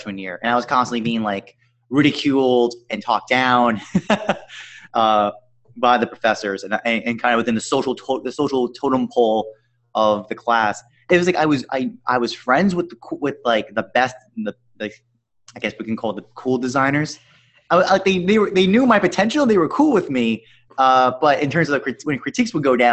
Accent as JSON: {"language": "English", "area": "Long Island", "region": "New York", "country": "United States", "said": "I'm from Long Island, New York, 50 miles out east"}